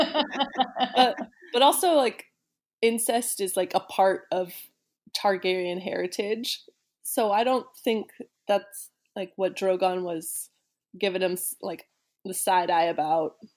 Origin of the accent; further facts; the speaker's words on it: Bay Area, California, United States; I grew up in the Bay Area